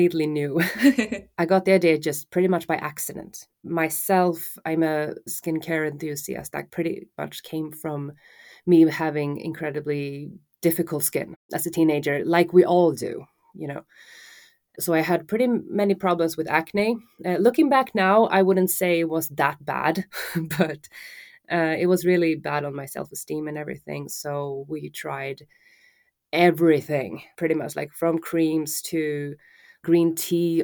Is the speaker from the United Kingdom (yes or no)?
no; Stockholm, Stockholm County, Sweden; I'm born and raised in Stockholm, Sweden